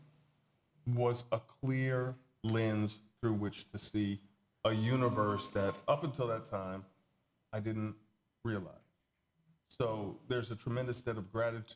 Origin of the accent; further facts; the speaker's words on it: the South, United States; I grew up in the South. I was, a young black man growing up in the South